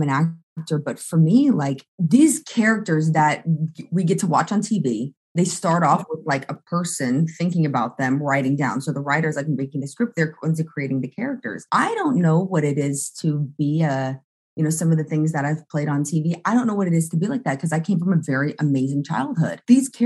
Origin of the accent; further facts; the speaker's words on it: Pensacola, Florida, United States; moved away; I'm originally from Pensacola.